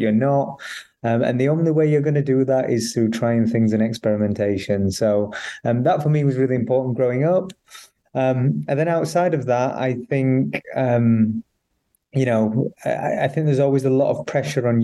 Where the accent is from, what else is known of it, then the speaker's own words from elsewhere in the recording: Barnsley, Yorkshire and the Humber, United Kingdom; I grew up in Barnsley